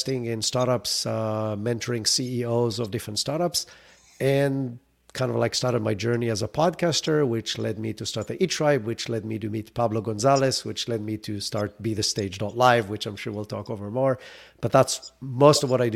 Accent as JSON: {"language": "English", "country": "Israel", "tie": "born or raised there", "moved": "as an adult", "lives_now": "United States", "said": "I grew up in Israel. That's where the accent is from"}